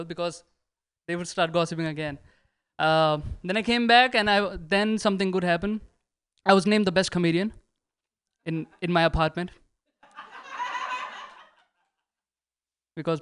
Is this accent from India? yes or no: yes; India; moved away as an adult; now in United States; I'm from India